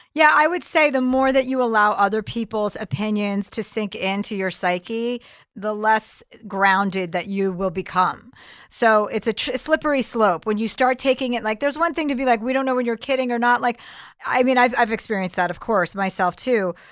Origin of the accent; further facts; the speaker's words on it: New Jersey, United States; accent: tri-state; I'm from New Jersey